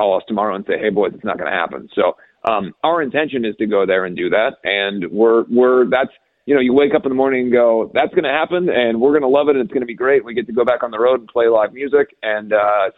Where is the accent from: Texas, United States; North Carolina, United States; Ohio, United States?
Ohio, United States; growing up in Ohio